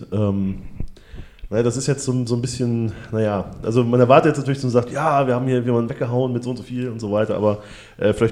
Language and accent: German; Ribnitz-Damgarten, Mecklenburg-Vorpommern, Germany; born there; now in Hamburg, Germany; Ähm, ja, komme original aus äh, Ribnitz Dammgarten geboren, aber bin 97 bereits nach Hamburg gezogen.